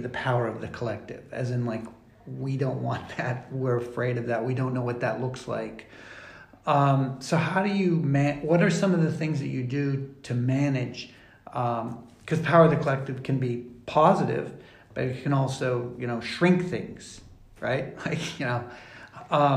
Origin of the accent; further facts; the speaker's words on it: Pennsylvania, United States; moved away; I'm from Pennsylvania